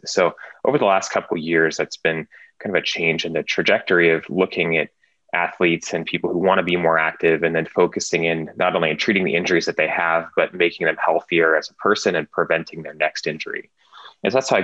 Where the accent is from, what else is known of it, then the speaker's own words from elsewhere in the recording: Oregon, United States; so I grew up in Oregon